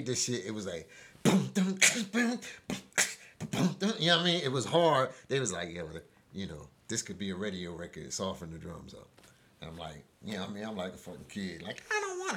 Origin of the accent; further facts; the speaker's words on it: Huntington Park, United States; I come from Huntington Park, because that's what I grew up around